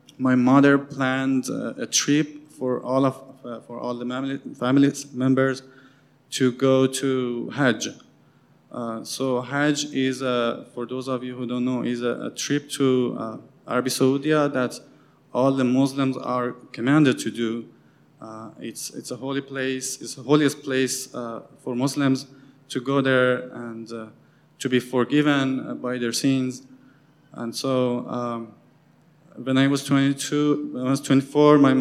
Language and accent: English; Qom, Qom Province, Iran; moved away; I'm from Iran, for those of you who don't know me. And I grew up in a most religious city in Iran called Qom